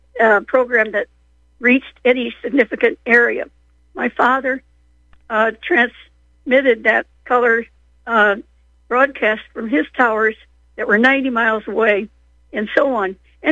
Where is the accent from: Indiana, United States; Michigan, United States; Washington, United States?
Indiana, United States; South Bend; born there; No, I was born in South Bend, Indiana, almost on top of Notre Dame.